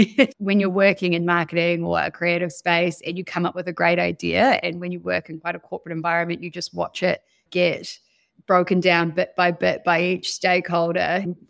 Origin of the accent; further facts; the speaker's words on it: Wellington, New Zealand; also born or lived in Sydney, Australia / Tapawera, New Zealand; I was born in Wellington, but we moved around quite a lot when I was younger. I lived in Wellington, then Sydney, back to Wellington, then moved to a farm in Tapawera, which is in kind of Nelson, Tasman